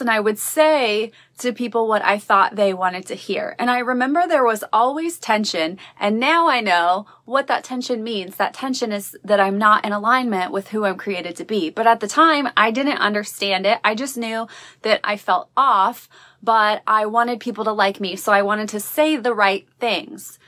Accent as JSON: {"language": "English", "region": "Midwest", "country": "United States", "tie": "born or raised there", "said": "growing up in the Midwest"}